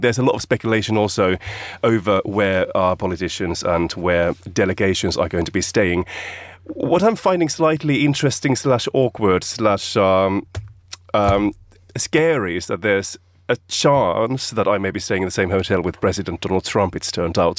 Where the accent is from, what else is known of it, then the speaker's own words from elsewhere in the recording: Finland; moved away as an adult; now in United Kingdom; my home country, Finland